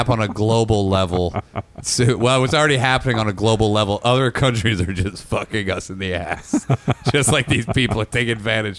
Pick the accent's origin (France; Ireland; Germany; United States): United States; Indiana; moved away; growing up in Indiana